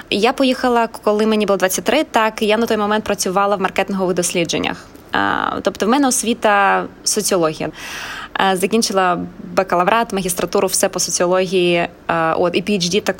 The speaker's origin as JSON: {"language": "Ukrainian", "country": "Ukraine", "lives_now": "Australia", "said": "тут, в Австралії, то дуже часто кажуть, що о, я з України, там дуже важка реальність, і тому в мене такий е, закалений характер, да, тому що я мій бекграунд він звідти."}